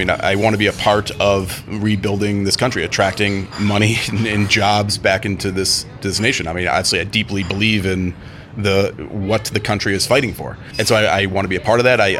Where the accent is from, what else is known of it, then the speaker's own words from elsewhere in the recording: Cleveland, Ohio, United States; I come from the U.S., right? I'm I'm from Cleveland, Ohio originally, right?